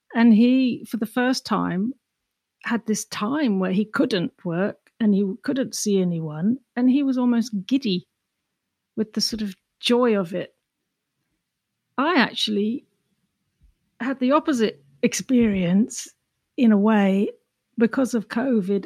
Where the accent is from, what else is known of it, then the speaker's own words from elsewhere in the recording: England, United Kingdom; accent: English; moved away as an adult; also born or lived in London / Ireland; now in New York, United States; Growing up in England, you know, a small, dark, crowded, grumpy island